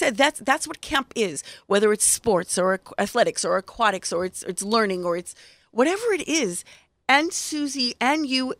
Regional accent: United States; first language Hebrew; English is a second language; I grew up in America, but Hebrew is my first language.

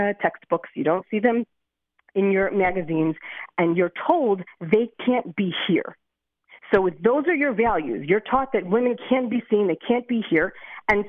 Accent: Lakewood, New Jersey, United States; now in Beit Shemesh, Israel; I grew up in Lakewood, New Jersey

